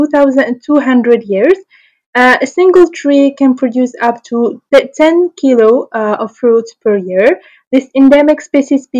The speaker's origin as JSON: {"language": "English", "country": "Morocco", "said": "I'm from Morocco"}